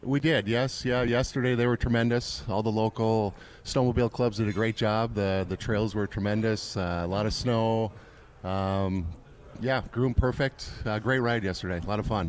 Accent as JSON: {"language": "English", "town": "Duluth", "region": "Minnesota", "country": "United States", "said": "I'm from Duluth"}